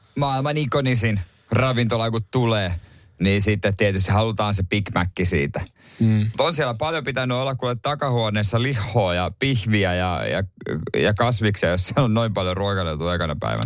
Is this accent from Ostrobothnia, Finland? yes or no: yes; Ostrobothnia, Finland; ainakin meillä Pohjanmaalla